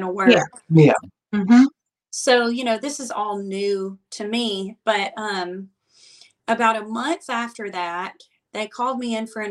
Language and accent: English; Muscle Shoals, Alabama, United States; accent: Alabama; moved away as an adult; now in Nashville, United States; I'm from Muscle Shoals, Alabama originally. And in high school, I played out just everywhere that I could